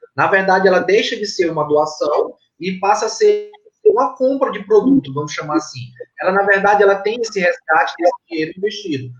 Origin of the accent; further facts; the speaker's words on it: Tuntum, Maranhão, Brazil; also born or lived in Tucuruí, Pará; now in São Luís, Brazil; Eu fui criado na cidade de Tuntum, no Maranhão